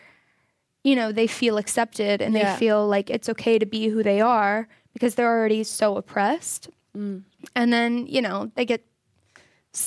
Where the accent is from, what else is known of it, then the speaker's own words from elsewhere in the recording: Florida, United States; I'm from Florida